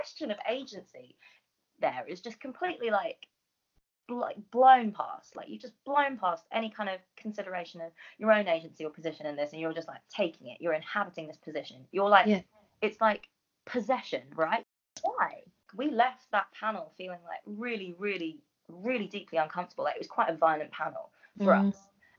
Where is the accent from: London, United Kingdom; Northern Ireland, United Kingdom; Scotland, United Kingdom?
London, United Kingdom; a brown girl growing up in North London